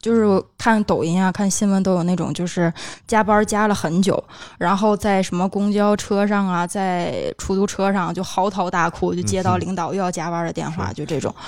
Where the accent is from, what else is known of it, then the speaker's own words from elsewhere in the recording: Tianjin, China; 虽然是我是天津人，没有租房啊，或者可能也是我是个女孩子，没有太多的这种经济压力